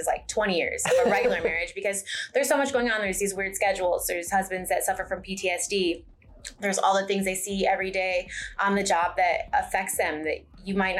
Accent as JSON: {"language": "English", "region": "Michigan", "country": "United States", "moved": "yes", "lives_now": "Forney, United States", "said": "I'm from Michigan"}